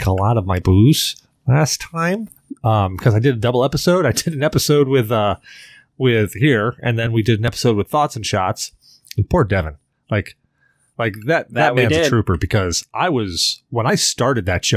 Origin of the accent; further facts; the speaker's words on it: Salem, United States; I grew up in Salem